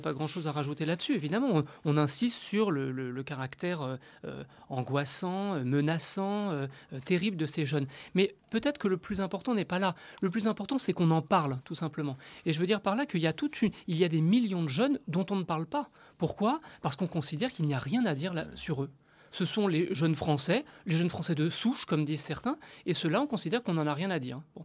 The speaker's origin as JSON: {"language": "French", "country": "Tunisia", "moved": "as an adult", "lives_now": "France", "said": "Je suis tunisien"}